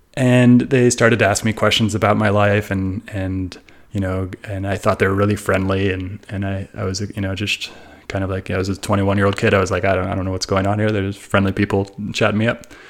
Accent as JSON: {"language": "English", "area": "Bay Area", "region": "California", "country": "United States", "tie": "born or raised there", "said": "growing up in the Bay Area, which is a very multicultural place"}